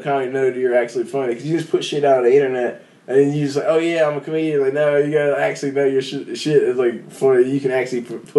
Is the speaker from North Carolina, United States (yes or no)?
yes; North Carolina, United States; Yeah, I live here the whole time, like Mevin.